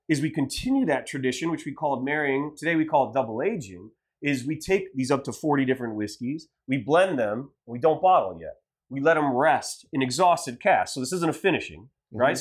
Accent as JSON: {"language": "English", "region": "Ohio", "country": "United States", "moved": "yes", "said": "I'm from Ohio"}